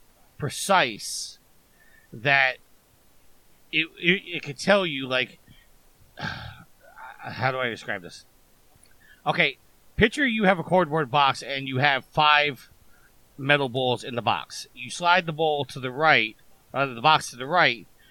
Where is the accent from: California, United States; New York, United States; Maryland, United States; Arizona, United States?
New York, United States; also born or lived in Virginia; I was actually born and raised in New York. I'm a New Yorker through and through